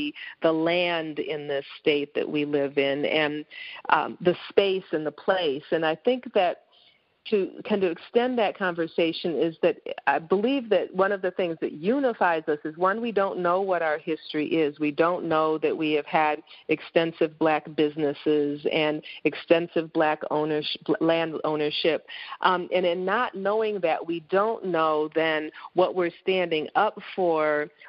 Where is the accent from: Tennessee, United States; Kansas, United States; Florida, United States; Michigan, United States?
Michigan, United States; Saginaw; also born or lived in Kalamazoo, Michigan / Chicago, Illinois; growing up in Saginaw in the, you know, in the 60s and the 70s